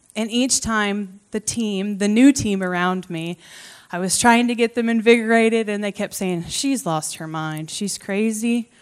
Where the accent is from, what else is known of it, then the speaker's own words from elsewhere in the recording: Creston, Iowa, United States; I grew up around Creston, and so it's kind of what I would consider to be my hometown.